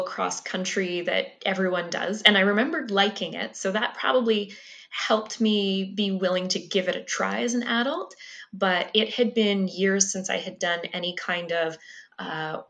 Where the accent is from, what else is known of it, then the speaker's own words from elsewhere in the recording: Peterborough, Ontario, Canada; moved away as an adult; now in Winnipeg, Canada; My hometown is Peterborough, Ontario